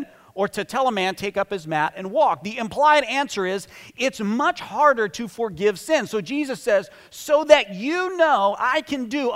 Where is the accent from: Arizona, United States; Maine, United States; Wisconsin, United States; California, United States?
Arizona, United States; Phoenix; I'm from Phoenix